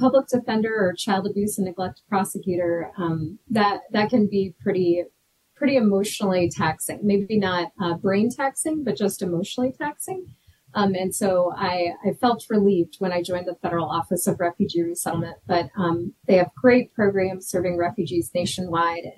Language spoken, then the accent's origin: English; Denver, Colorado, United States; also born or lived in Peru; I was born and raised in Denver